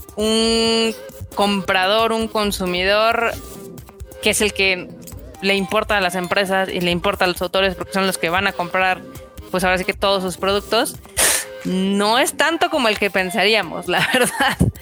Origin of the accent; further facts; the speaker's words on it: Mexico; nosotros como mexicanos